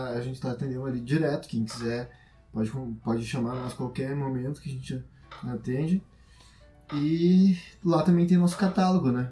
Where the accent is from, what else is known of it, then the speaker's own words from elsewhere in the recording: Brazil; a gente é brasileiro